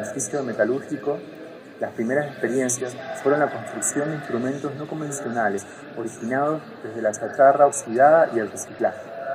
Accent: Bahía Blanca, Buenos Aires Province, Argentina; moved away as an adult; now in San Juan, Argentina; Nací en Bahía Blanca, sur de Buenos Aires, Argentina, en 1989 y desde hace 10 años vivo en San Juan

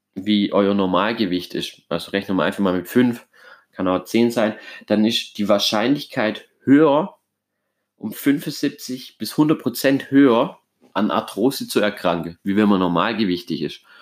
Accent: Germany; bei uns in Deutschland

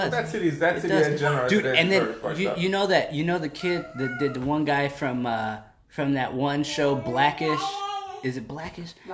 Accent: Chicago, Illinois, United States; I remember growing up in Chicago

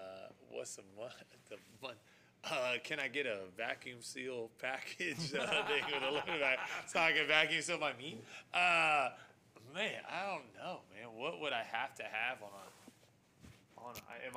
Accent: Texas, United States; we grew up in Texas.

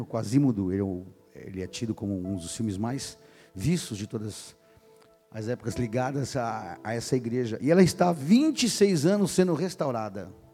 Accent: São Paulo, Brazil; Era músico da, em São Paulo, eu sou paulistano, da noite paulista

